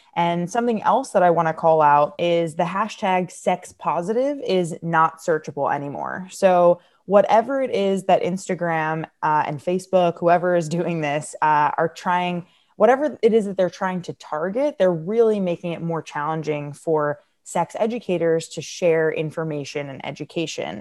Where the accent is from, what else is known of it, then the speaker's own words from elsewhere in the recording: United States; I'm American